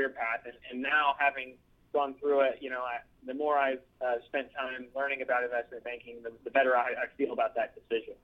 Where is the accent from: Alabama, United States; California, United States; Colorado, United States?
Alabama, United States; Birmingham; moved away as an adult; now in Nashville, United States; my hometown of Birmingham